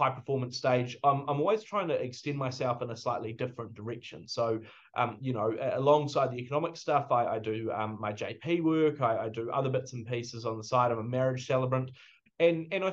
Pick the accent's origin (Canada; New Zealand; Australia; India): New Zealand; as a New Zealander